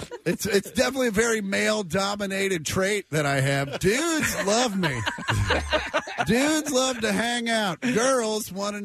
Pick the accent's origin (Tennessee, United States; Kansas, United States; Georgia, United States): Kansas, United States; moved away as an adult; now in Los Angeles, United States; I lived in Kansas for 26 years.